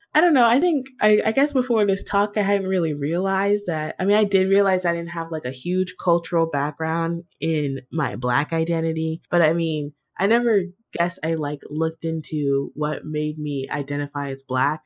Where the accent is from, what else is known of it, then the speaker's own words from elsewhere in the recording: Virginia, United States; I was born in Virginia